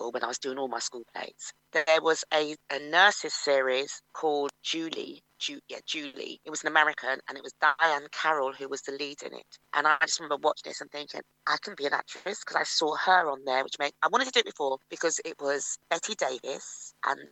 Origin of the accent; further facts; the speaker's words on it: London, United Kingdom; I grew up in Finchley Park